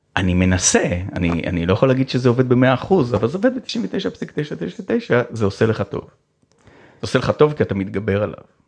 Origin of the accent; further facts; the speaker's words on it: Ramat HaSharon, Tel Aviv District, Israel; היה ברמת השרון, איפה שגדלתי